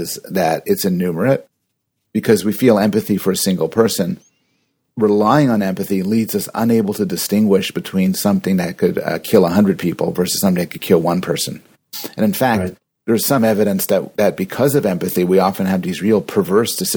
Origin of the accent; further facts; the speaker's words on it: Canada; I'm Canadian